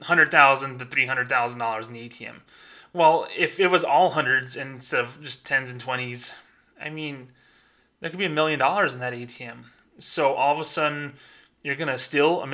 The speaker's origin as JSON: {"language": "English", "country": "United States", "tie": "born or raised there", "said": "I'm an American. I was born here. My parents are born here, my grandparents, my great-grandparents"}